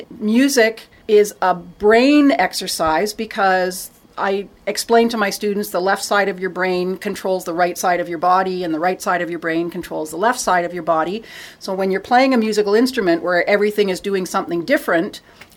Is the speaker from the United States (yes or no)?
no; Toronto, Ontario, Canada; I grew up in Toronto